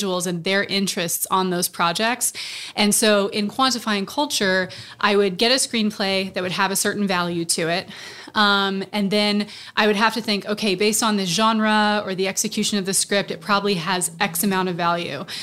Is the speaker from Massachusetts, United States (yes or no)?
no; Austin, Texas, United States; moved away; I'm actually from Austin. I went to University of Texas. So this is kind of a coming home